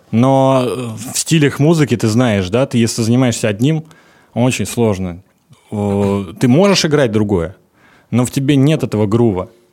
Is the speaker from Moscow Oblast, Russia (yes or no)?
yes; Moscow Oblast, Russia; я ездил из Подмосковья в Москву, и это занимало час двадцать да. на электричке.